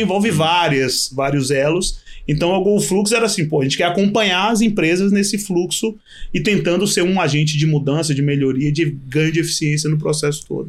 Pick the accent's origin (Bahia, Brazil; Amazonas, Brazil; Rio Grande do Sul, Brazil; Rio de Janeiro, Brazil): Bahia, Brazil; Eu sou baiano